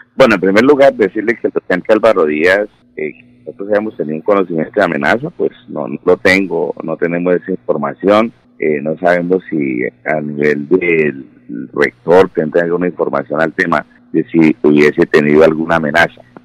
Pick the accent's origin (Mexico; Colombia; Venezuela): Colombia